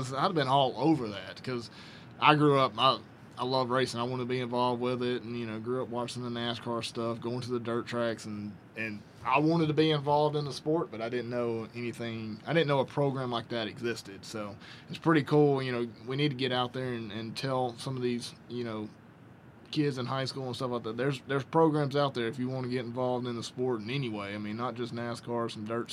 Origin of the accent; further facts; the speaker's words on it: Alabama, United States; Me growing up in Alabama